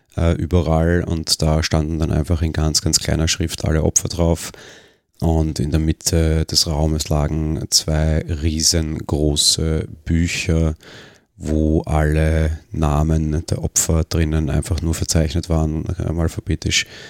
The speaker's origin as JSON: {"language": "German", "country": "Austria"}